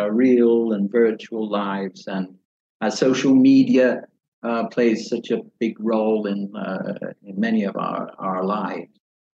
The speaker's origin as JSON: {"language": "English", "region": "England", "country": "United Kingdom", "said": "I've always been resistant to English literature, even though I'm from England."}